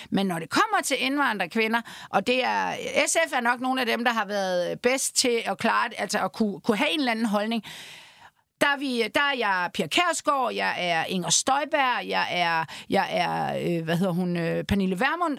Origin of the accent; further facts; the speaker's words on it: Denmark; jeg er jo fra Jylland